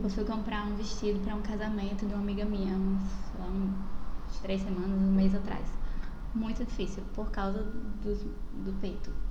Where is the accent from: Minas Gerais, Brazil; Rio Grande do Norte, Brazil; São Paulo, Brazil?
Rio Grande do Norte, Brazil; Natal; Sou daqui de Natal, é, tenho 26 anos